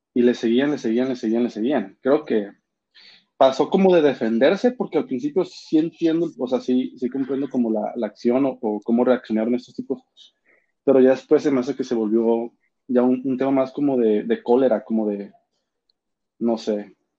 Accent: Mexico; Somos vecinos de Estados Unidos

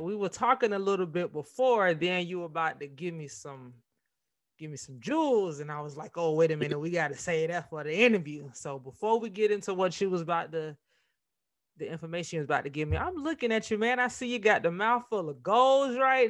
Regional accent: Florida, United States; I thought you was from Florida for a minute because I'm from Florida.

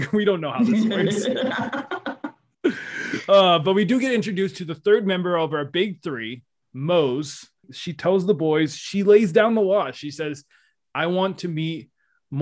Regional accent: Western New York, United States; I grew up in Western New York. It was always cold

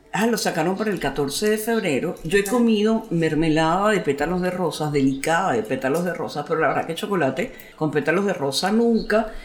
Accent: Venezuela; nosotros no estamos acostumbrados a eso como cultura venezolana

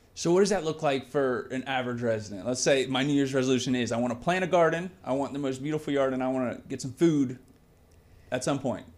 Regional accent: Port Orange, Florida, United States; I'm from Port Orange

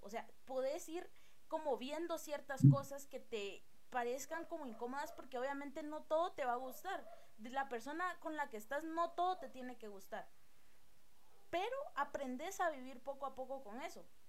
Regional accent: Guatemala; tenemos nosotros como, como guatemaltecos

